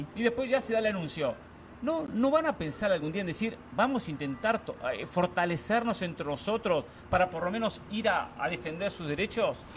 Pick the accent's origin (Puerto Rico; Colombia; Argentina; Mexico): Argentina; yo soy argentino